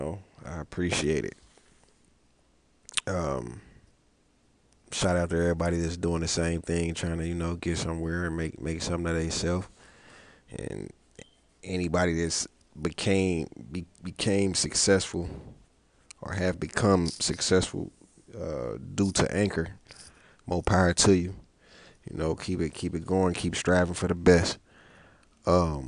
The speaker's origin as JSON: {"language": "English", "town": "Cincinnati", "region": "Ohio", "country": "United States", "said": "I'm from Cincinnati"}